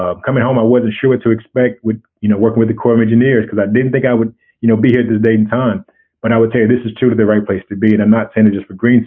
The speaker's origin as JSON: {"language": "English", "region": "Arkansas", "country": "United States", "said": "I'm from Arkansas originally."}